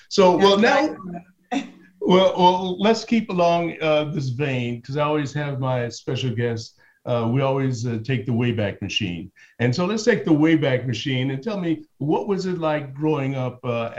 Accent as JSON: {"language": "English", "town": "Chicago", "region": "Illinois", "country": "United States", "tie": "born or raised there", "said": "I was conceived in New Orleans and born in Chicago."}